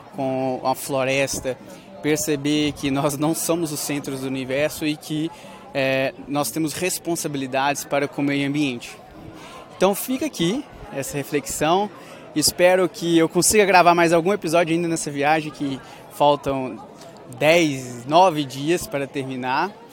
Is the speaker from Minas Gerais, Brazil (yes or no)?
yes; Coronel Fabriciano, Minas Gerais, Brazil; moved away as an adult; cidade de Coronel Fabriciano, cidade onde eu nasci, a cidade onde eu fui criado, vivi até os dezenove anos